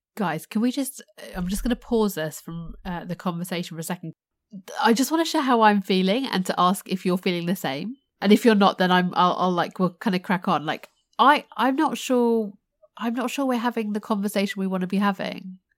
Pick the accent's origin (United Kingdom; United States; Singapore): United Kingdom; my, uh, Indian heritage, but born and raised in the U K